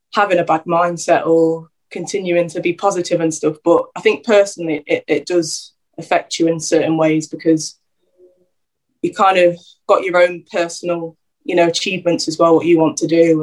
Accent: Derby, East Midlands, United Kingdom; also born or lived in London / Luton; where I sort of grew up uh, through secondary school years

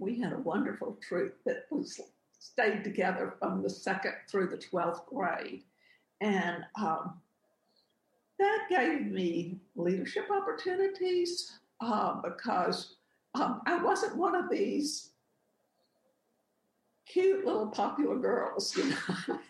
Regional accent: Texarkana, Arkansas, United States; moved away as an adult; also born or lived in New Orleans, Louisiana / Corpus Christi, Texas; now in Texas, United States; I am not a Texan. But, you know, I grew up in Texarkana. It was a very quiet childhood.

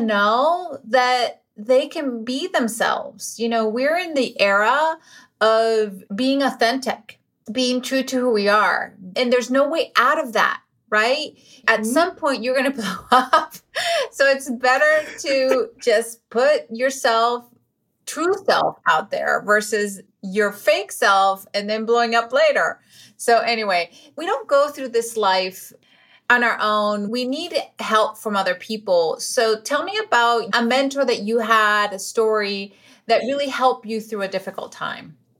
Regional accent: Venezuela; English is a second language; moved away; I was born in Venezuela, so English is my second language

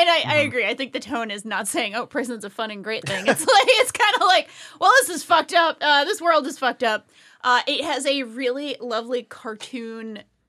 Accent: Rhode Island, United States; I'm from Space Rhode Island.

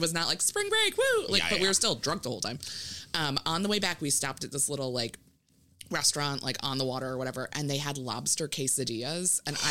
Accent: Maryland, United States; because I grew up in Maryland

